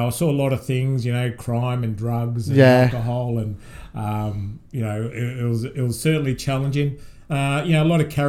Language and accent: English; Ormond, Victoria, Australia; also born or lived in South Yarra / Reservoir; we moved to a place called Ormond when I was really young. So I did all my primary school in year 7 in Ormond, and that was interesting because, you know, coming from an Italian family, we were the minority at school.